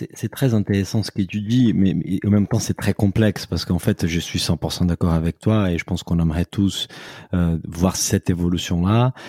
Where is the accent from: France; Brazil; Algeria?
Brazil; moi, en tant que Brésilien